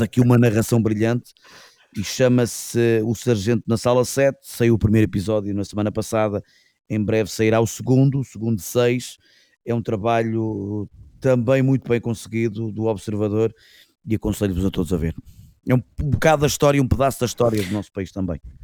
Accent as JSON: {"language": "Portuguese", "country": "Portugal", "said": "como portugueses"}